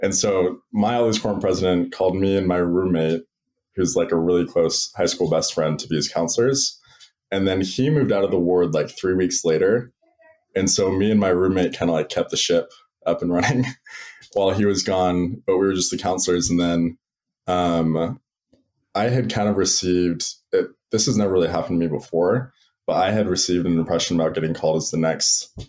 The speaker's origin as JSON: {"language": "English", "town": "Sammamish", "region": "Washington", "country": "United States", "lives_now": "Provo, United States", "said": "Originally, I'm from the Seattle, Washington area, like Sammamish, Issaquah, if you're familiar."}